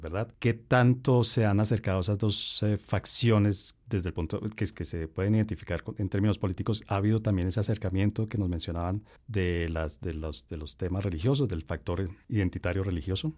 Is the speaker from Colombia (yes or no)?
yes; Colombia; como colombiano